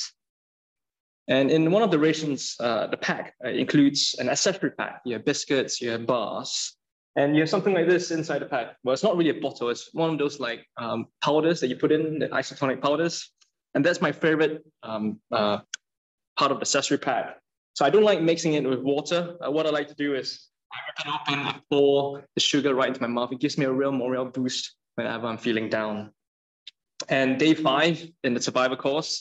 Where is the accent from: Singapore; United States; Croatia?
Singapore; moved away; I'm from Singapore